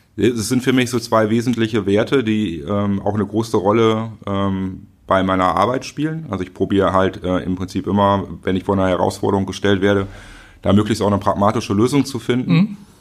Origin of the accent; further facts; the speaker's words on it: Schöppingen, North Rhine-Westphalia, Germany; bin in Schöpping groß geworden